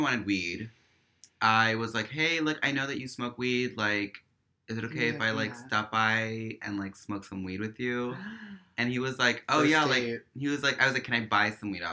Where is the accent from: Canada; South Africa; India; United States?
United States; New York City, New York; we're from Queens